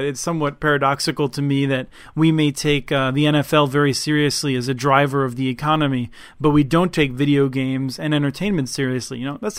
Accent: Minnesota, United States; I, as a Minnesotan, think all of Minnesota is pretty great.

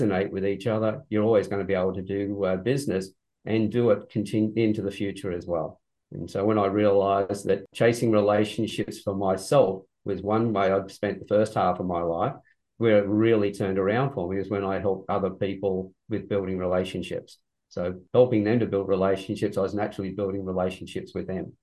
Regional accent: Sydney, New South Wales, Australia; also born or lived in Newcastle, Australia; I was born in Sydney quite a long time ago. From that point, I then moved from Sydney to Newcastle

